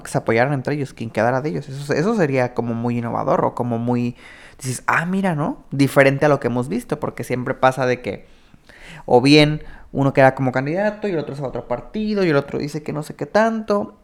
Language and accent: Spanish; Mexico; como mexicanos